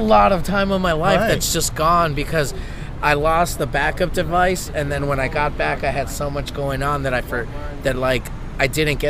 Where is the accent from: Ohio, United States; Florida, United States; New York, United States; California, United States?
California, United States; Los Angeles; moved away as an adult; now in New Orleans, United States; I was born and raised in East LA.